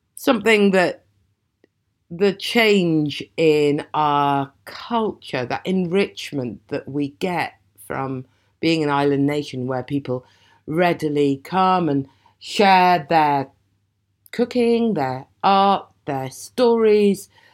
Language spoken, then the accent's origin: English; Aberdeen, Scotland, United Kingdom; moved away; I was born and brought up in Aberdeen